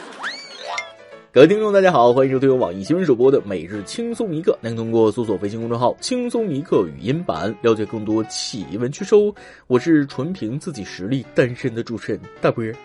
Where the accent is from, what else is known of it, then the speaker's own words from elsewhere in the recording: northern China, China; 身为北方人的我无法理解南方人看到雪的激动